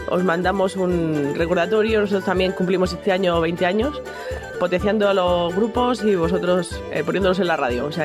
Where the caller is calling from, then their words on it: Bahía Blanca, Buenos Aires Province, Argentina; Bahía Blanca, Buenos Aires, Argentina.